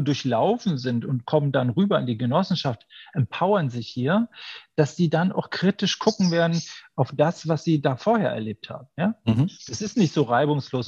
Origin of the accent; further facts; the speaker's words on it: Berlin, Germany; Ich komme aus der Deutschen Demokratischen Republik. Ja aus, aus Berlin